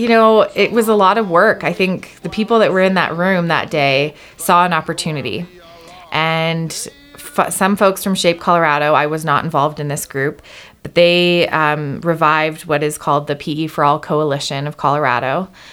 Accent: Canada; moved away as an adult; also born or lived in Hawaii; I grew up in Canada

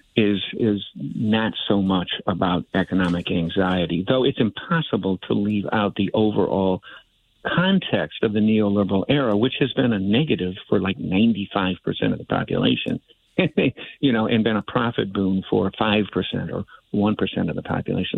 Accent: Chicago, Illinois, United States; also born or lived in Iowa; I'm a Chicagoan, but I've been in, back and forth in Iowa a whole bunch.

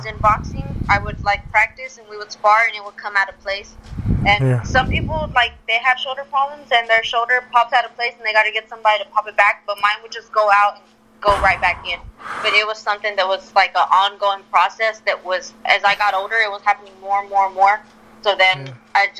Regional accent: Houston, Texas, United States; I'm born and raised here from Houston

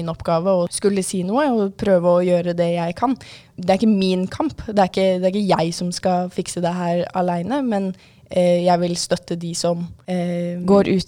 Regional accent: Oslo, Norway; now in Sandefjord, Norway; Ja, og jeg, altså, som sagt så kommer jeg jo fra Oslo, og selv om ikke jeg har bodd der på en god del år nå, så er jeg jo fortsatt der mye, for det er der familien min stort sett er fra.

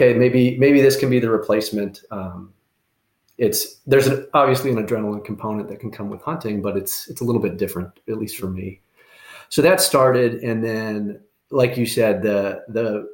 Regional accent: Iowa, United States; moved away as an adult; also born or lived in Michigan / Florida / North Carolina / Washington, D.C.; now in Arizona, United States; I can come back home to Iowa and hunt pheasant and quail around my hometown

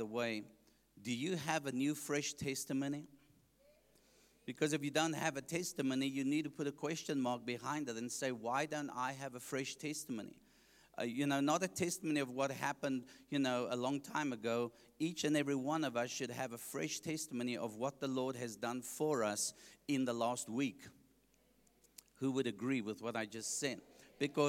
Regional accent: Johannesburg, Gauteng, South Africa; I grew up in Heelbrow, Johannesburg

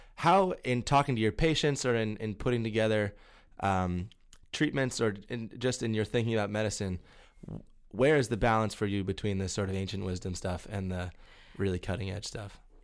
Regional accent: Ohio, United States; I'm from Ohio, where everything's done huge scale

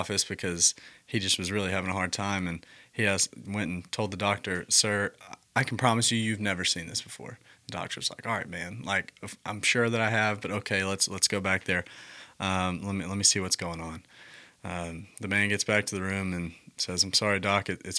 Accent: the South, United States; The joke is I'm from the South and I love football, but the only sport I didn't ever play was football.

